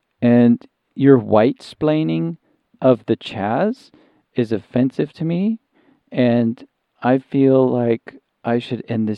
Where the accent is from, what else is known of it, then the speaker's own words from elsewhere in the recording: South East England, United Kingdom; now in United States; I'm from Sussex.